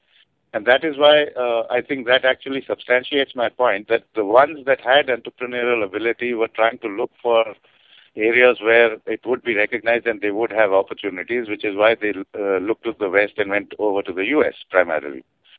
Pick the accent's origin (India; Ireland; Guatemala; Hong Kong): India; I come from India